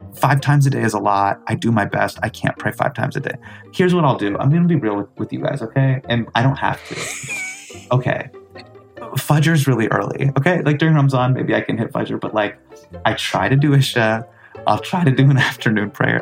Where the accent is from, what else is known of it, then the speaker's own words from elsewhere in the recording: Davis, California, United States; Desi Alighierian kid who's growing up in Davis, California